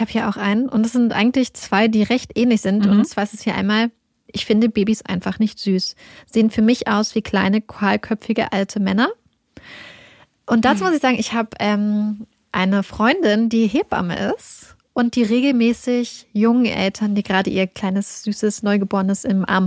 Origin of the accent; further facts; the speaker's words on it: Lower Saxony, Germany; Wir kommen ja beide aus Niedersachsen